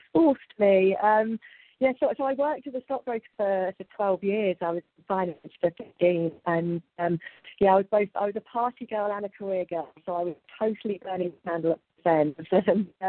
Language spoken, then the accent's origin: English; United Kingdom; accent: British; moved away as an adult; now in Ibiza, Spain; as I'm sure you can hear from my accent, I'm British, although some Americans often think I'm Australian.